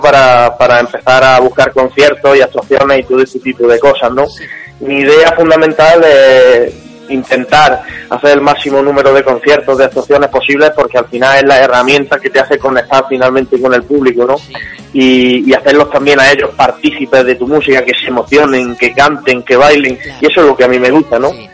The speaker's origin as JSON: {"language": "Spanish", "town": "Jaén", "region": "Andalusia", "country": "Spain", "tie": "born or raised there", "also_born_or_lived": "Torredelcampo", "said": "yo soy de Jaén, aunque sí es verdad que me he tirado por cosa de 15 años viviendo en el pueblo vecino de Perro del Campo"}